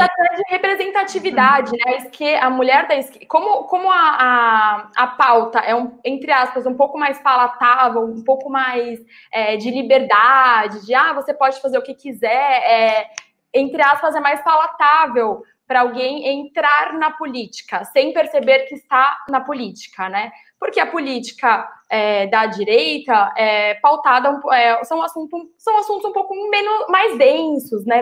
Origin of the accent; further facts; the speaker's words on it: São Paulo, Brazil; moved away as an adult; also born or lived in United States; sou de São Paulo, nasci de São Paulo, toda minha vida por aqui.